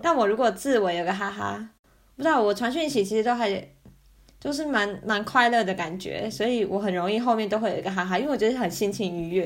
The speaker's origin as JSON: {"language": "Chinese", "country": "Taiwan", "tie": "born or raised there", "moved": "as an adult", "lives_now": "Germany", "said": "我们从小在台湾学的那个观念"}